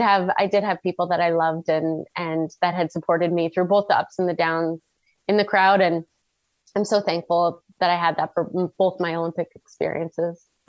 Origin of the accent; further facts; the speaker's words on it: Red Deer, Alberta, Canada; I grew up in Red Deer, which is like dead smack in the middle of bowl.